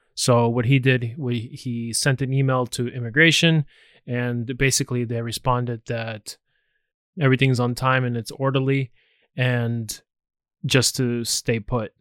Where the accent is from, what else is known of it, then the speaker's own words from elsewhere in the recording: United States; me being American, it's nice to have other citizenships